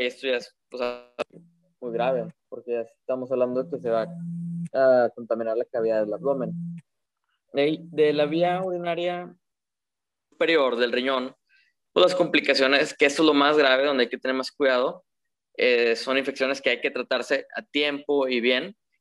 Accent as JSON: {"language": "Spanish", "town": "Monterrey", "region": "Nuevo León", "country": "Mexico", "said": "soy de Monterrey, soy egresado de la del Tecnológico"}